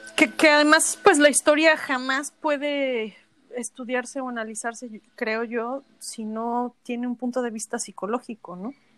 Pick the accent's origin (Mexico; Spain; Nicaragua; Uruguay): Mexico; a los mexicanos no nos encanta México